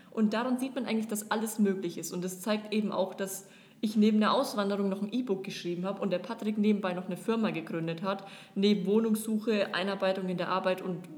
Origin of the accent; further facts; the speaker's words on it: Germany; now in Dubai, United Arab Emirates; Aber wir, so als typische Deutsche, sind es halt einfach nicht gewohnt so.